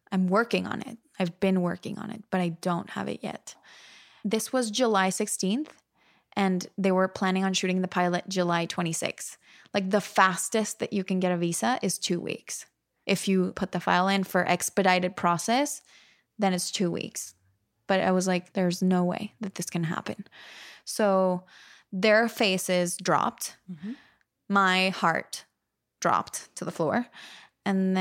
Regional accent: Monterrey, Nuevo León, Mexico; moved away as an adult; also born or lived in New York; 2 hours from my hometown in Mexico

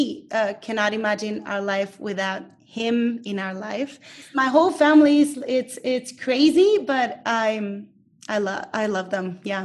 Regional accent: Monterrey, Nuevo León, Mexico; I was born in Monterrey, Mexico, and this is where I live. This is where I'm at right now. And I've lived here my whole life, pretty much. I'm the youngest of five siblings.

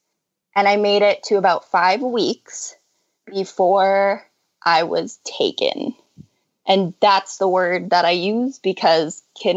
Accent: Boston, Massachusetts, United States; I'm from Boston. Like everybody in my family and will probably always be from Boston because that's how Boston works.

